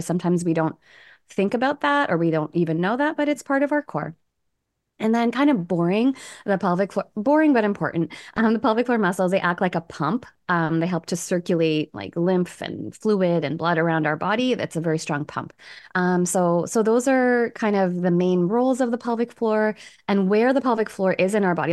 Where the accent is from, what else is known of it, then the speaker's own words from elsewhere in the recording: Canada; also born or lived in Toronto; I'm from Canada. I live in Toronto with my husband and my eight-year-old.